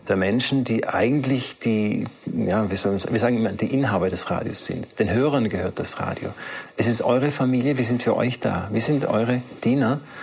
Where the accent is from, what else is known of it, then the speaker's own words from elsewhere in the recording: South Tyrol, Trentino-Alto Adige, Italy; bei uns in Südtirol